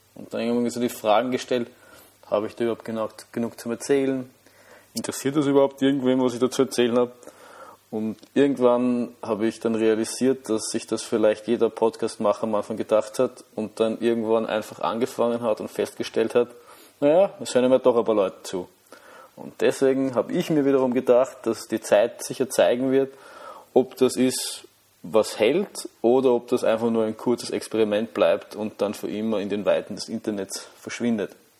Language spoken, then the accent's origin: German; Vienna, Austria; ich komme aus Wien, wie man vielleicht hören kann.